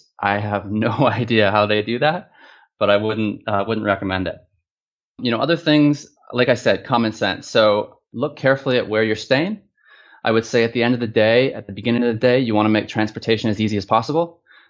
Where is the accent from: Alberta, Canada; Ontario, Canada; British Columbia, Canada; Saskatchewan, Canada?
Ontario, Canada; Toronto; now in China; That's right. Yeah. I'm from Toronto.